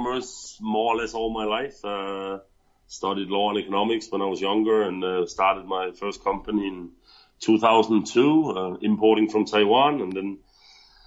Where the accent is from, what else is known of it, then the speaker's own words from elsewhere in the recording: Denmark; moved away as an adult; now in Thailand; I'm originally from Denmark. I moved to Thailand about 4.5 years ago.